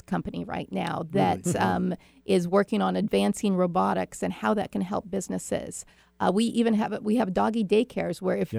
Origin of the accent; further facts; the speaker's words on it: Issaquah, Washington, United States; a home that I grew up in is on Squawk Mountain